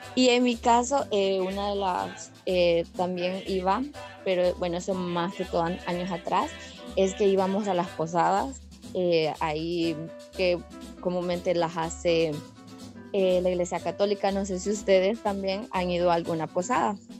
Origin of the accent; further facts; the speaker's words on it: Honduras; desde Honduras